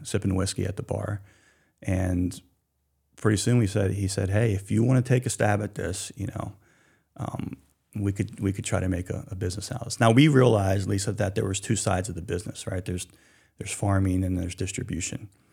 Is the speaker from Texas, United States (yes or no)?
no; Hanover, Pennsylvania, United States; also born or lived in Northern California / Annapolis, Maryland; now in Maine, United States; I myself grew up in southern Pennsylvania, uh, right on the Mason-Dixon line in a small town called Hanover, Pennsylvania.